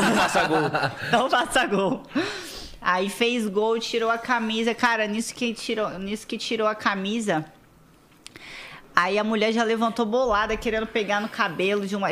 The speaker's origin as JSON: {"language": "Portuguese", "town": "Vila Velha", "region": "Espírito Santo", "country": "Brazil", "tie": "born or raised there", "said": "eu nasci lá em Vila Velha, Espírito Santo. Sou capixaba"}